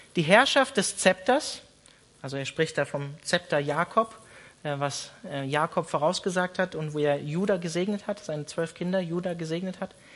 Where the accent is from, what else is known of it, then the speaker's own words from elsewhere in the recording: Germany; wir als Deutsche